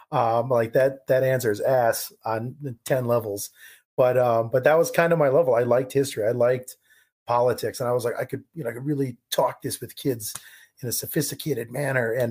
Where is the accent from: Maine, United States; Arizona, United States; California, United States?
California, United States; Um, I grew up in California.